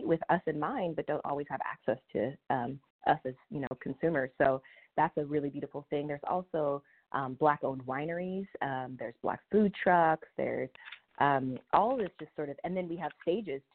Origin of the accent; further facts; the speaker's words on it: Sacramento, California, United States; moved away as an adult; now in Oakland, United States; I'm originally from Sacramento area, which some will say is the Bay, but we know that it is not really. And I moved here in my 20s